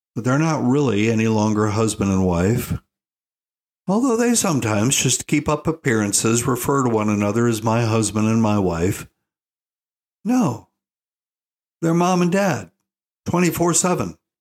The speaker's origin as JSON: {"language": "English", "town": "Asheville", "region": "North Carolina", "country": "United States", "tie": "born or raised there", "moved": "yes", "said": "I was born in Asheville"}